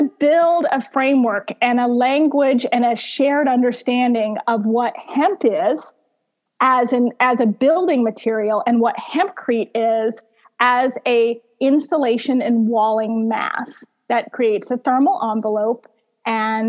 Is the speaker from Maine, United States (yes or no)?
no; Missouri, United States; I'm from Missouri